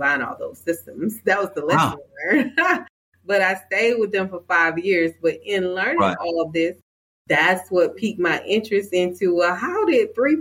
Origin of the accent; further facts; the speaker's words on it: Louisville, Georgia, United States; I am a homegrown Georgia peach. I grew up in South Georgia in this town called Louisville, Georgia.